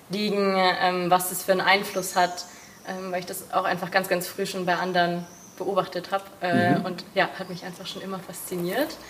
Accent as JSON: {"language": "German", "town": "Rosenheim", "region": "Bavaria", "country": "Germany", "moved": "yes", "said": "Ich komme ursprünglich aus Rosenheim, also Raum München, die Gegend."}